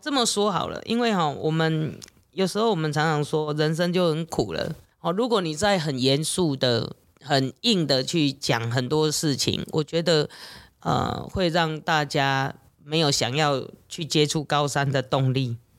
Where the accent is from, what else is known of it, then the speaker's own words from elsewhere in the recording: Taiwan; 我们台湾人的这种个性